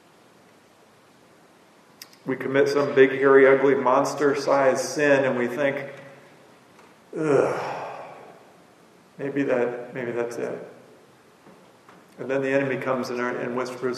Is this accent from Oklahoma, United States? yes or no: no; Illinois, United States; I grew up on the Mississippi River